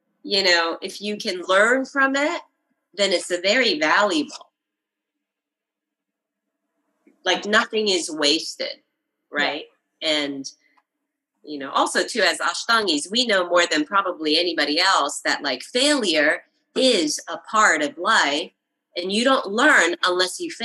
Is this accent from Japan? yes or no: yes; Japan; I grew up in Japan